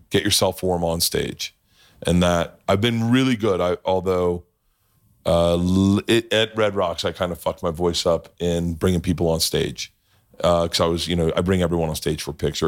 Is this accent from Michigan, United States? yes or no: no; Oklahoma, United States; I was from Oklahoma